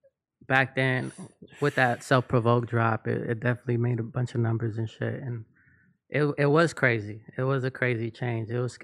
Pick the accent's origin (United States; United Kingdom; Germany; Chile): United States; North Hollywood, California; also born or lived in East Los Angeles / Chicago; Yeah, I was born in East LA, but raised in NoHo.